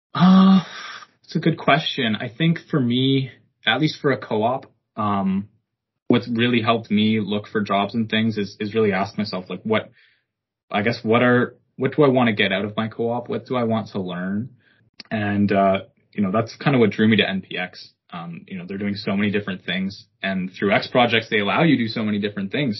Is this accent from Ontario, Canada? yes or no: yes; Ottawa, Ontario, Canada; moved away as an adult; also born or lived in Hamilton; I'm born and raised in Ottawa